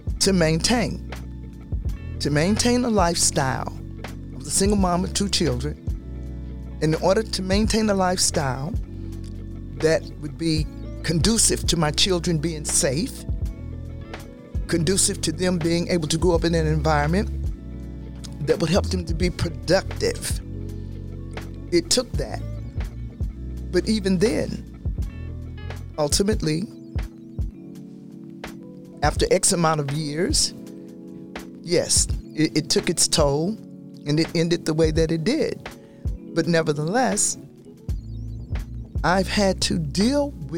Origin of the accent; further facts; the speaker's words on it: the South, United States; I grew up in the South under Jim Crow law